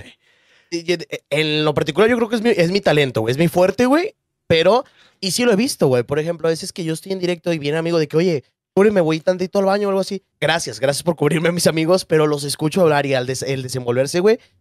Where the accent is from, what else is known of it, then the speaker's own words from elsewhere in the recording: Monterrey, Nuevo León, Mexico; soy de Monterrey, tengo 22 años